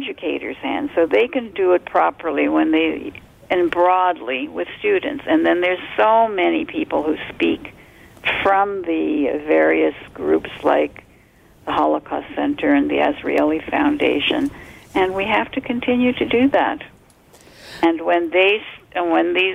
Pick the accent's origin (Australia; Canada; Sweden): Canada; Toronto, Ontario; also born or lived in Montreal, Quebec / Poland; I grew up in Canada. I lived in Montreal for the first few years when we came in 48 also, and then in Toronto.